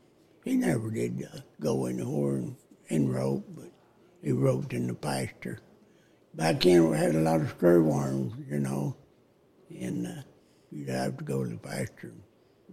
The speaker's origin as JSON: {"language": "English", "town": "Santa Anna", "region": "Texas", "country": "United States", "tie": "born or raised there", "said": "Santa Ana, Texas."}